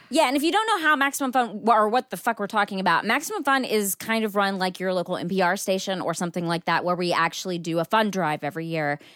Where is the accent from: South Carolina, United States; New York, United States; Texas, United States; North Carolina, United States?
Texas, United States; Marshall; now in California, United States; my hometown Marshall